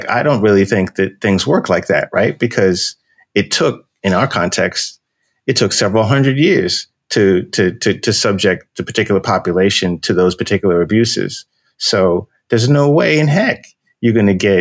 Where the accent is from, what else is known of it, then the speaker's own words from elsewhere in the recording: New York, United States; We're from New York